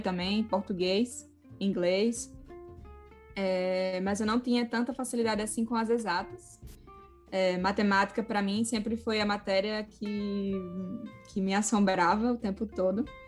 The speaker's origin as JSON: {"language": "Portuguese", "town": "Natal", "region": "Rio Grande do Norte", "country": "Brazil", "moved": "as an adult", "said": "eu sou de Natal"}